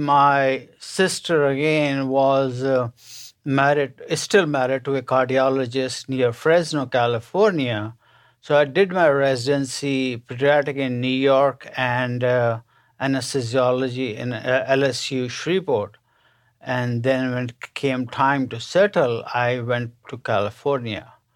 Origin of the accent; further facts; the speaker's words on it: India; moved away as an adult; now in United States; I was born and raised in India to a middle-class family